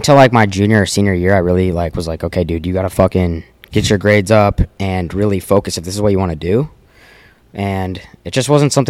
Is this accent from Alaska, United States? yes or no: no; Denver, Colorado, United States; I grew up in Colorado in Denver, just south of Denver, so like 20 minutes south of Denver.